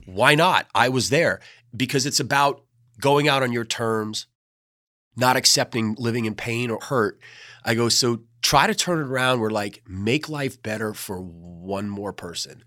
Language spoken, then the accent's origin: English; New York City, New York, United States; moved away as an adult; also born or lived in North Carolina; now in Outer Banks, North Carolina, United States; I was born and raised in New York City